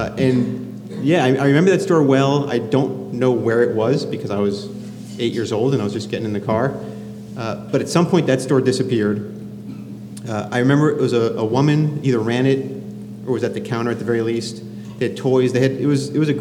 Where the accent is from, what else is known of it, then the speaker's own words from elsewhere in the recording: Miami, Florida, United States; I grew up in Miami, Florida.